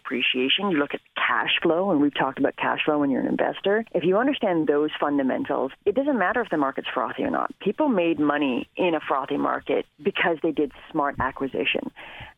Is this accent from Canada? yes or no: yes; Canada